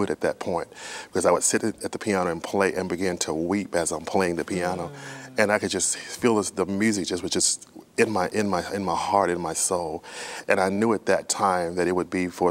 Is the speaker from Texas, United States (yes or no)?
yes; Texas, United States; I started playing for a church that I attended in when I grew up in Texas, my home church, we would say